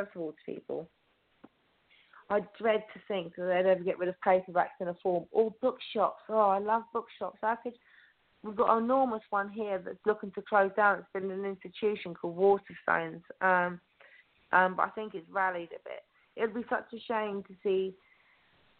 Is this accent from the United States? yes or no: no; Oxfordshire, South East England, United Kingdom; also born or lived in Romsey